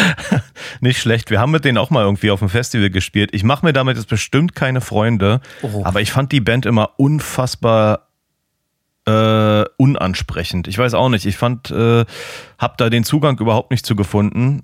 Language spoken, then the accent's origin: German; Germany; now in Portland, United States; ich als Piefke